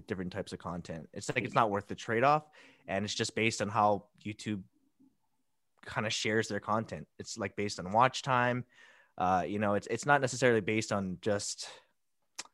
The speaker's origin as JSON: {"language": "English", "town": "Hilo", "region": "Hawaii", "country": "United States", "said": "Hilo, Big Island"}